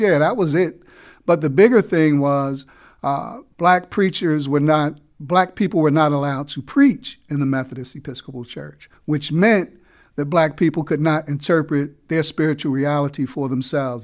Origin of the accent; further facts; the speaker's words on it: Newark, New Jersey, United States; also born or lived in New York City; now in Baltimore, United States; I was born and raised in Newark, New Jersey